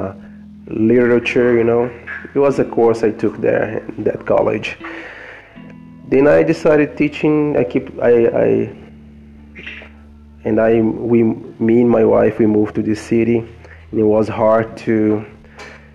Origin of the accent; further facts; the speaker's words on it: Brazil; English is a second language; also born or lived in New York, United States; I learned English over there. I just left Brazil